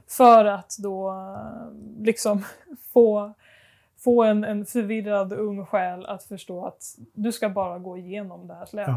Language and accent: Swedish; Stockholm, Stockholm County, Sweden; moved away; jag är uppvuxen i Stockholm